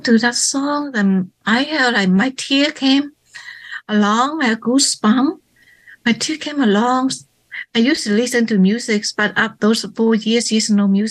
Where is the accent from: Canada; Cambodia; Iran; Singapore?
Cambodia; Phnom Penh; moved away; also born or lived in Thailand; my hometown in Phnom Penh